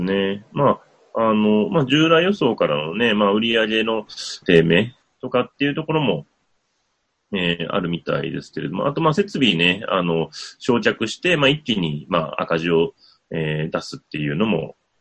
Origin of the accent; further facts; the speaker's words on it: Wakayama, Japan; 和歌山の方の、まあ、私の地元